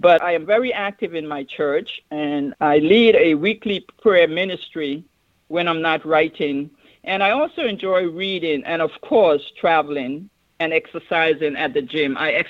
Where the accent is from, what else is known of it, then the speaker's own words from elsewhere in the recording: U.S. Virgin Islands; I have also traveled to my hometown in the Virgin Islands and was a guest speaker at the commencement.